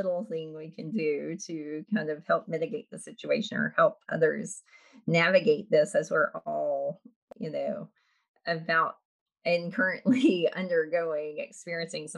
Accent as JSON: {"language": "English", "region": "Middle Tennessee", "country": "United States", "tie": "born or raised there", "said": "I grew up in Middle Tennessee"}